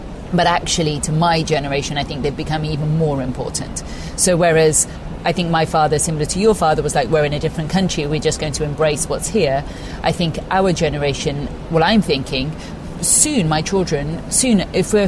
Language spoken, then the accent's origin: English; Gloucestershire, South West England, United Kingdom; I grew up in Gloucestershire, where very much everyone else was, you know, Anglo-Saxon